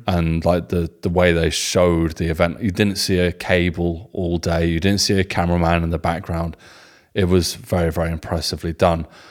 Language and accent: English; England, United Kingdom; being English guys with German wives